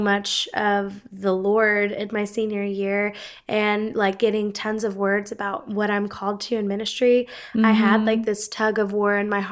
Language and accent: English; Gainesville, Georgia, United States; also born or lived in Oakwood, Georgia; I'm originally from Gainesville, Georgia